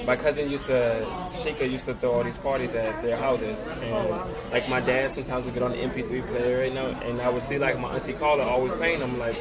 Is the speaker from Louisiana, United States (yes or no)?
yes; New Orleans, Louisiana, United States; I'm from New Orleans.